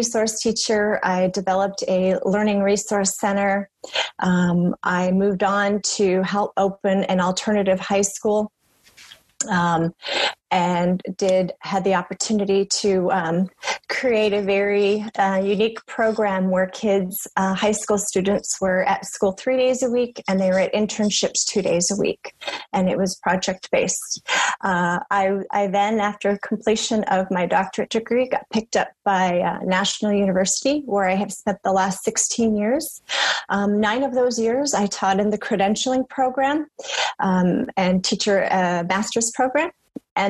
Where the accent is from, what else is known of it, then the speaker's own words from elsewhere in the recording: Poway, California, United States; I am a local girl. I was born and raised in Poway Unified